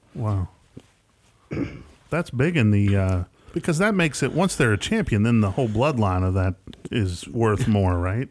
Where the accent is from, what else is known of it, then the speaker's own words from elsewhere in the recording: West Tennessee, United States; accent: Southern twang; he's not from West Tennessee, so he doesn't quite have the same Southern twang